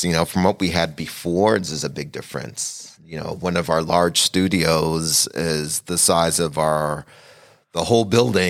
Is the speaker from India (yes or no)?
no; Montreal, Quebec, Canada; also born or lived in Trinidad and Tobago; Where I'm from, I was born in Trinidad, mm-hmm. Trinidad and Tobago, but I grew up in Canada, Montreal, Quebec. So that's where I actually started dancing, was in Montreal. So those are my roots.